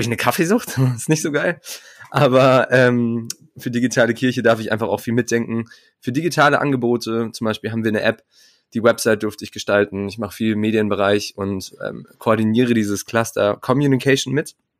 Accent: Munich, Bavaria, Germany; moved away as an adult; now in Marburg, Germany; ich komme ursprünglich aus München

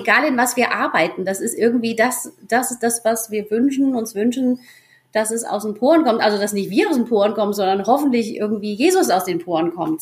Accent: near Giessen, Hesse, Germany; moved away as an adult; also born or lived in Argentina / Reichelsheim; Wir kommen aus Gießen, aus der Nähe von Gießen in Hessen, kennen uns schon aus der Schule

